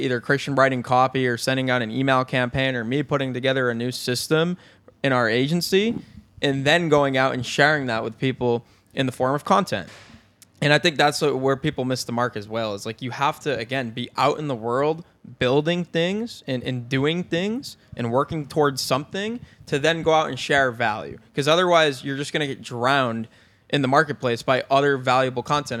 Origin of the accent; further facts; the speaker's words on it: Binghamton, New York, United States; moved away as an adult; I was from Binghamton, New York